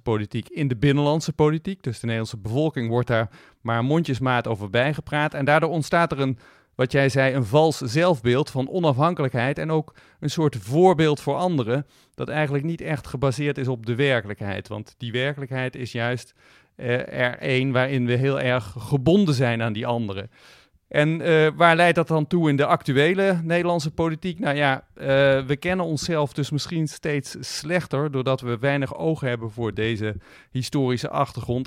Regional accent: Netherlands; als Nederlanders

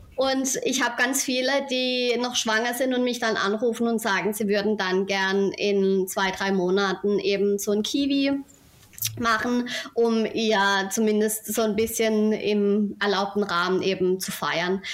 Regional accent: Rheinhausen, Baden-Württemberg, Germany; komme aus Rheinhausen, einem kleinen Dorf am schönen Rhein in der Nähe des Europaparks

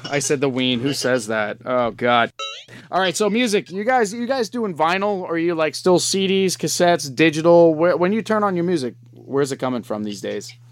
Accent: New York, United States; I grew up in New York

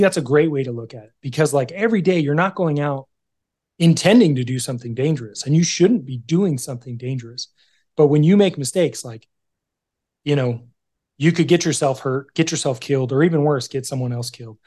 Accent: California, United States; I grew up in California

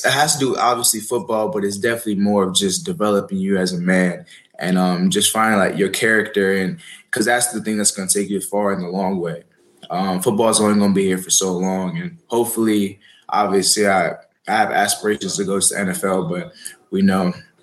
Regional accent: Maryland, United States; moved away; Maryland, my hometown school

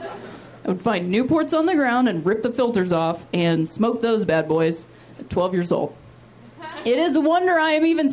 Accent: Akron, Ohio, United States; also born or lived in West Virginia; my hometown of Akron, Ohio. That's where I'm from

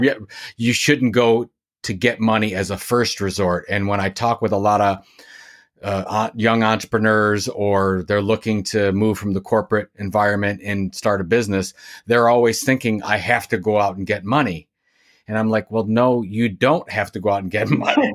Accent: Sandusky, Ohio, United States; now in Cleveland, United States; I'm from Sandusky, Ohio, which is about an hour west of Cleveland. I live in Cleveland, Ohio today

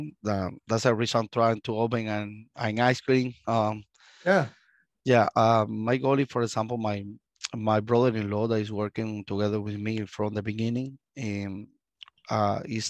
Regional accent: Cuba; English is a second language; moved away as an adult; now in United States; I was born in Cuba. I stayed in Cuba until we have 25 years

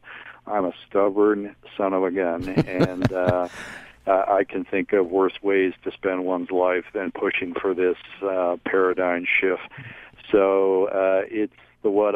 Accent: Albuquerque, New Mexico, United States; at Sandia in my hometown of Albuquerque

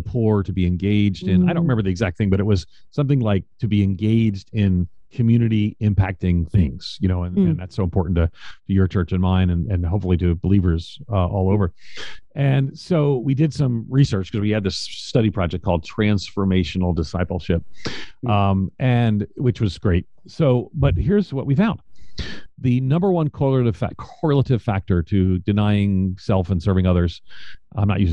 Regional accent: New York, United States; I'm from New York. I grew up in New York

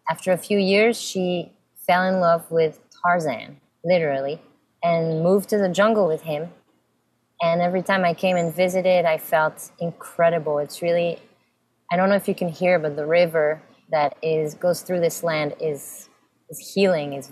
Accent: Samois-sur-Seine, Île-de-France, France; also born or lived in Fontainebleau / Cameroon; I was born in France, in Fontainebleau, close to Paris. I mean, two weeks later, I moved to Cameroon. My first, my baby years were in Cameroon, Africa. And um, then came back to France and lived in Samois, a little village

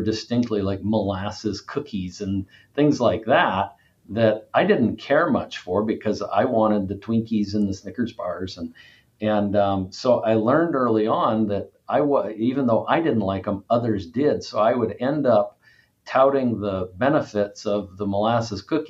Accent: Cabot, Vermont, United States; I was raised in a little town in northern Vermont called Cabot, Vermont

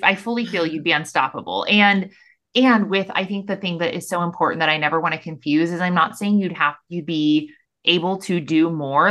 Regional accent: Missouri, United States; moved away as an adult; now in Austin, United States; I'm born and raised in Missouri.

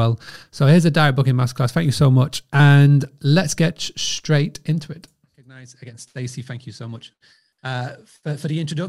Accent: Scarborough, Yorkshire and the Humber, United Kingdom; born or raised there

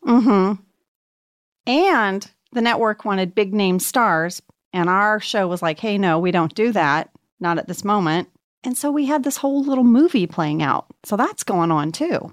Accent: Archer City, Texas, United States; moved away; my hometown of Archer City, Texas

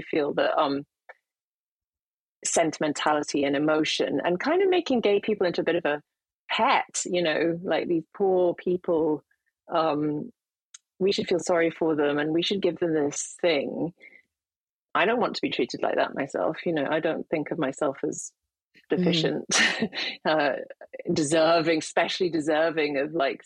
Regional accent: United Kingdom; as a Brit

